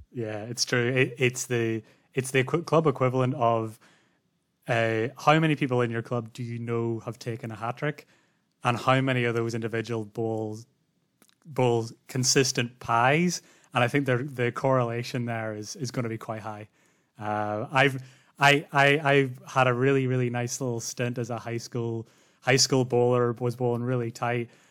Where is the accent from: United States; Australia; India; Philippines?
Australia; as an Australian